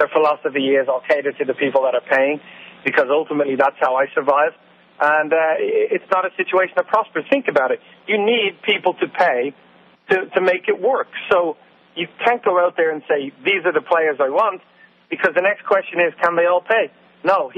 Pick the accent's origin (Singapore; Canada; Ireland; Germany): Ireland; moved away; I grew up in Ireland